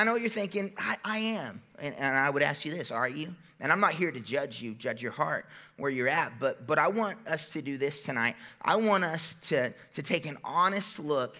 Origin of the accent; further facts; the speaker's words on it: United States; I'm an American